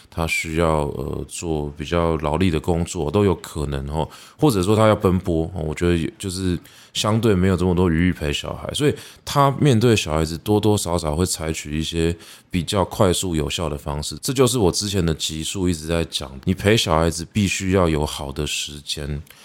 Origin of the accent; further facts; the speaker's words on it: Taipei, Taiwan; moved away; 我是一个在台北长大的小孩。 我虽然相对真正在， 呃，市中心长大的小孩子来说是没有这么忠心的